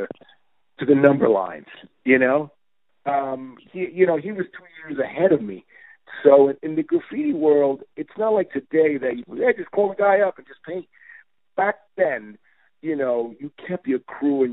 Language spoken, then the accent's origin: English; New York City, New York, United States; growing up in East New York, we would just be on rooftops with pigeon coops and just benching trains all day